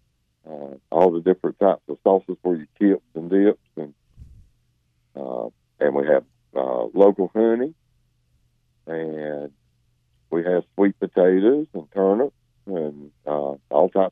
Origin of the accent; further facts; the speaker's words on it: United States; I was born and raised in Wayne County